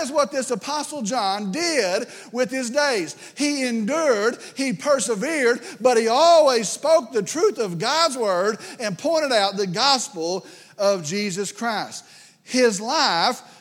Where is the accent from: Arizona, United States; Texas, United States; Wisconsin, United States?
Texas, United States; West; I grew up here in West Texas